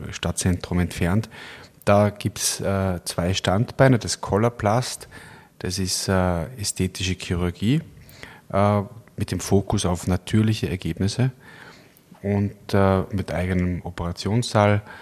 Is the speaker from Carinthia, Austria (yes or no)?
no; Kitzbühel, Tyrol, Austria; now in Linz, Austria; Äh, ich habe in Innsbruck studiert, bin in, in Kitzbühel aufgewachsen und habe dann äh, in Berlin erste